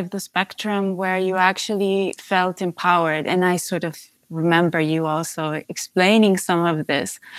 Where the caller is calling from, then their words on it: Amsterdam, North Holland, Netherlands; Hi, yes, I'm phoning in from Amsterdam.